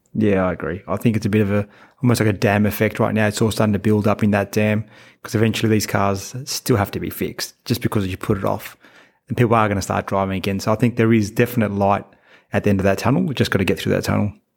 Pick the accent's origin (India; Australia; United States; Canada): Australia; Sydney, New South Wales; we're both from Sydney